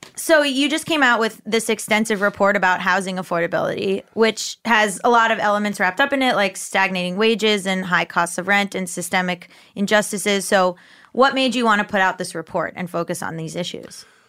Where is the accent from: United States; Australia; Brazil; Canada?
United States; Florida; I'm from Florida